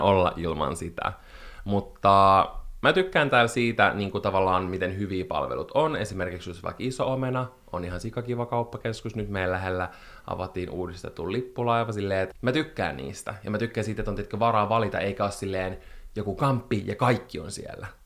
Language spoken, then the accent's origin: Finnish; Espoo, Uusimaa, Finland; also born or lived in Helsinki; valtaosan elämästäni mä oon asunut Espoossa, ja mä koen, että mä olen espoolainen